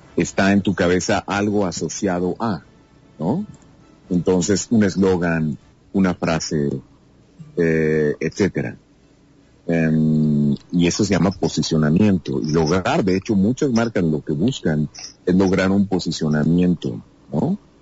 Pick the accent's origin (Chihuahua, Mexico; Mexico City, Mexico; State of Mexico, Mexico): Chihuahua, Mexico; Cuauhtémoc; en Ciudad Cuauhtémoc, Chihuahua, donde yo nací